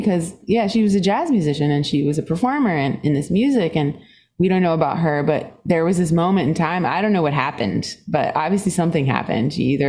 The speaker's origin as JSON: {"language": "English", "country": "Singapore", "tie": "born there", "said": "Yeah, I was born in Singapore. My dad was British and my mom is Swedish."}